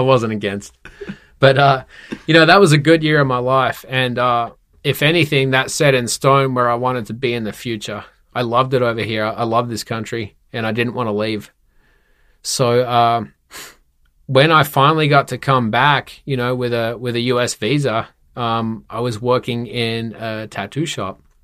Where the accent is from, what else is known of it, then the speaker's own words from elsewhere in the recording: Perth, Western Australia, Australia; born and raised in Perth, Western Australia